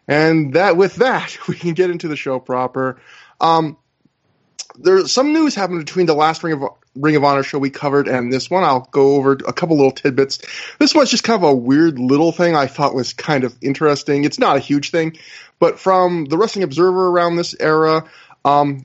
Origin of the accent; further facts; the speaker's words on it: Canada; as a Canadian